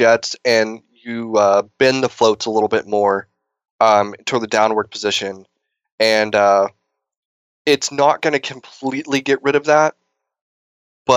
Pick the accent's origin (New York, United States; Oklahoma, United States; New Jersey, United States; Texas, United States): Texas, United States; now in California, United States; I'm actually from Texas